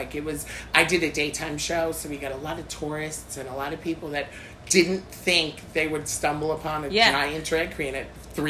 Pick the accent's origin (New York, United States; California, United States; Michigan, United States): New York, United States; New York City; Yeah, because I'm a New Yorker, born and raised.